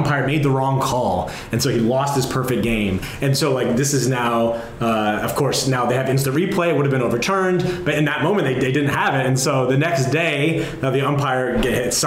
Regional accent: New Jersey, United States; where I grew up in New Jersey

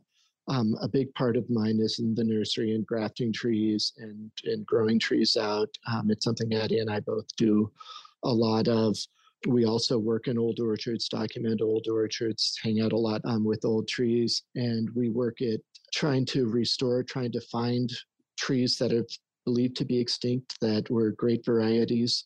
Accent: Denver, Colorado, United States; also born or lived in Leadville, Colorado; I was born up in Denver

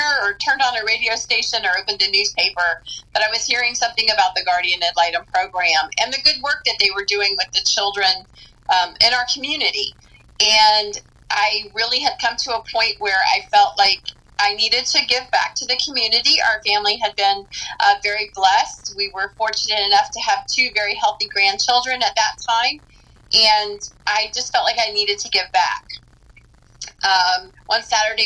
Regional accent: Tampa, Florida, United States; also born or lived in Fort Pierce, Florida; Actually born in Fort Pierce, but raised in Tampa. Went to school here.

